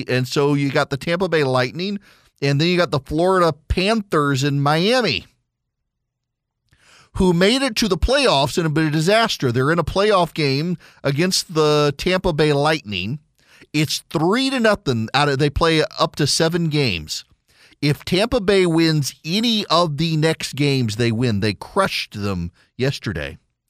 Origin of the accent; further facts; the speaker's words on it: Dubai, United Arab Emirates; So when I was a kid, I grew up in Dubai